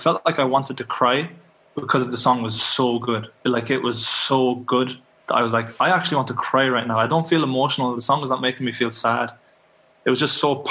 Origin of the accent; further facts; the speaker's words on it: Kildare, Leinster, Ireland; also born or lived in Dublin; Kildare in Ireland. It's just outside of Dublin, so that's where I come from